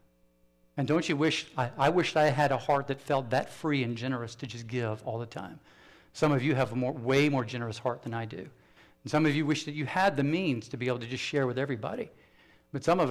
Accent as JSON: {"language": "English", "region": "South Carolina", "country": "United States", "said": "I'm from South Carolina."}